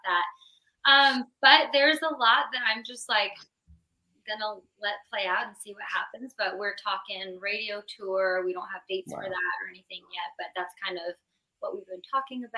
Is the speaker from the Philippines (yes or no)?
no; Arizona, United States; moved away as an adult; also born or lived in Gilbert, Arizona; now in Nashville, United States; we're both from Arizona.